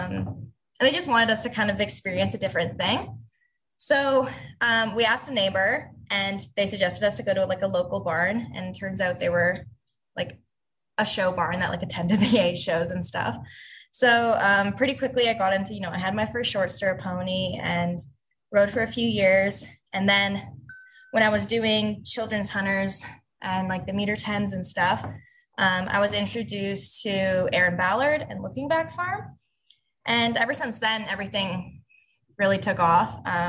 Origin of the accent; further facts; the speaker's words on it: Markham, Ontario, Canada; now in Port Perry, Canada; I grew up in Unionville, which is in Markham.